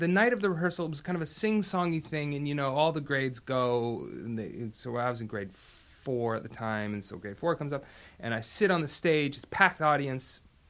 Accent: Los Angeles, California, United States; also born or lived in Canada; I was born there in St. Joe's Hospital in an undisclosed year. And I grew up there a little bit, and I also grew up in Los Angeles.

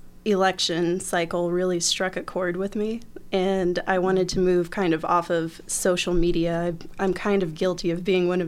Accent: Fort Wayne, Indiana, United States; moved away as an adult; now in Bloomington, United States; I'm from Fort Wayne, Indiana, originally. I came here to Bloomington about 10 years ago to go to school

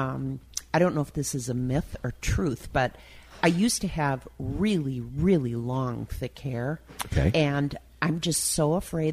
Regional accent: Milwaukee, Wisconsin, United States; now in Twin Cities, United States; I grew up in on the Italian east side of Milwaukee.

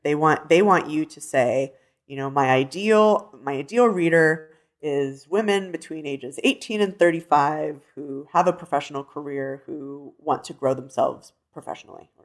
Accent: Denver, Colorado, United States; growing up in Denver, being a city girl

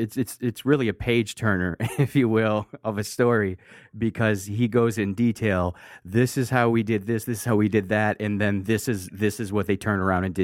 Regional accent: Nigeria

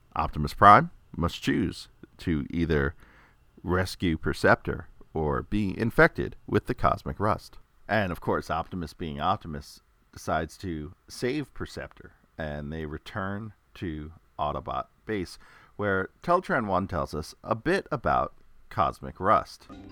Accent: New York, United States; growing up in New York

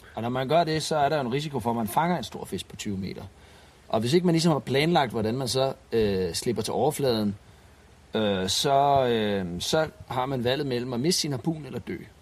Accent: Denmark; hjemme i Danmark

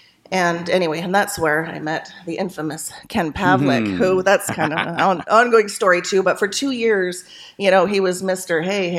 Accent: Canada; moved away as an adult; now in Washington State, United States; I was born in Canada

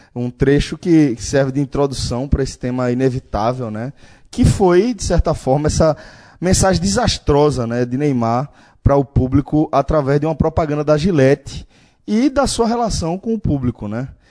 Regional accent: Brazil; nós como latino-americanos, especificamente brasileiros

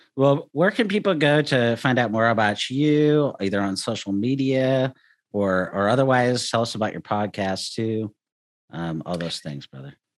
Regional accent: United States; as American Christians

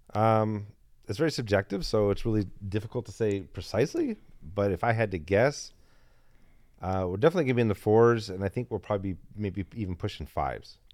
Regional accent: Detroit, Michigan, United States; I'm from the Midwest, too. too. Not from Chicago, but from Detroit.

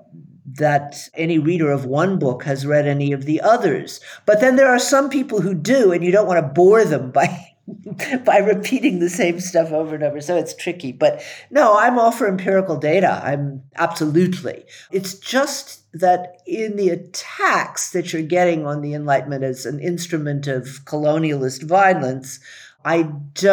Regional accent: the South, United States; also born or lived in Howard County, Maryland; when I was a kid growing up in the South

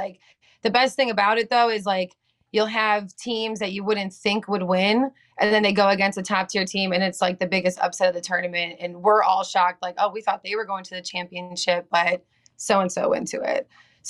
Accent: Illinois, United States; moved away as an adult; So growing up outside of Chicago, if you know anything about that area, obviously it's known for basketball.

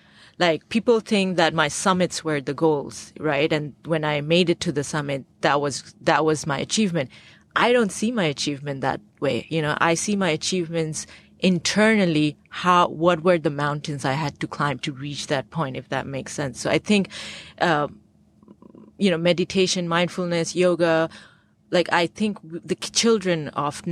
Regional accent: Bangladesh; I grew up in the Bay of Bengal right near Sundarbans, which is the largest mangrove forest

